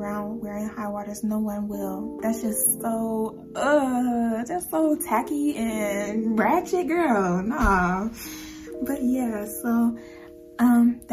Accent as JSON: {"language": "English", "region": "Georgia", "country": "United States", "tie": "born or raised there", "also_born_or_lived": "California", "said": "I was born in California and I came to Georgia when I cannot remember when I came to Georgia. That's how long I've been here."}